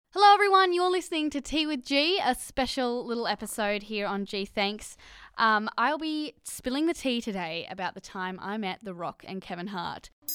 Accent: Australia; accent: Australian; my Australian accent

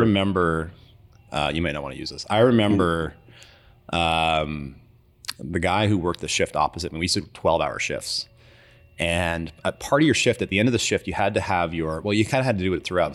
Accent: Timmins, Ontario, Canada; moved away; also born or lived in Toronto; living in Timmins is, uh, you're far away from everything

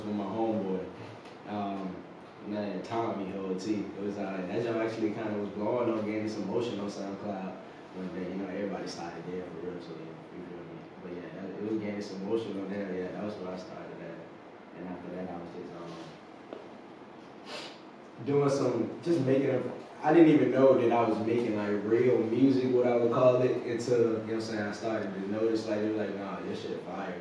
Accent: Richmond, Virginia, United States; I'm from Richmond, you feel me? But I reside in the north side, you know what I'm saying? That's where I'm from.

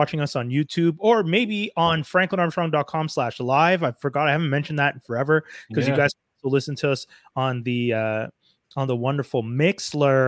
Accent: Montreal, Quebec, Canada; we're all from Montreal

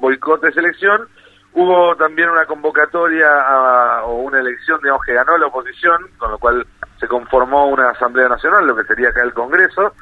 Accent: Argentina; nosotros como argentinos

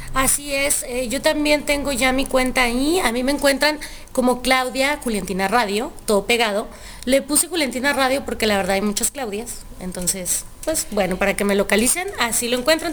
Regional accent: Chihuahua, Mexico; now in Guadalajara, Mexico; yo soy de Chihuahua.

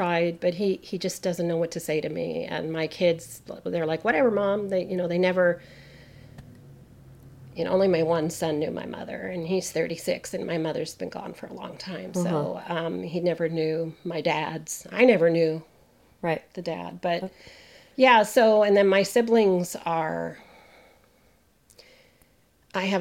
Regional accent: United States; We're Canadian, and I'm a first generation American

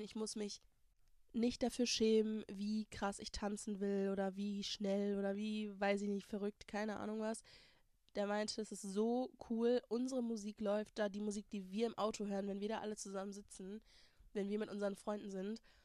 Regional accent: Germany; first language German; ich hier geboren, born, raised, Uni, Schule, alles gemacht habe

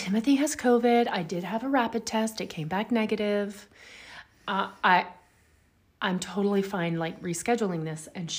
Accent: Louisiana, United States; I grew up in Louisiana.

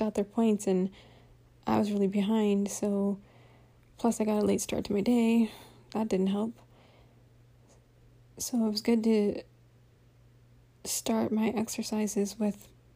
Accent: Central Valley of California, United States; moved away; I grew up in the Central Valley of California

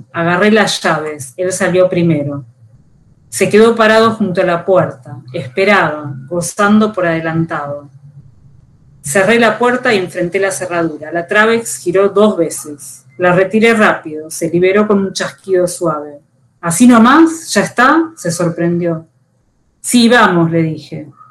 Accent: Buenos Aires, Argentina; Nací en Buenos Aires, vivo en esta ciudad

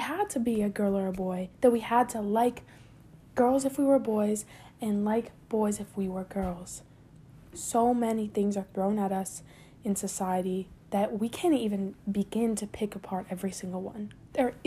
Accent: San Juan, Puerto Rico; I was born and raised in San Juan, Puerto Rico

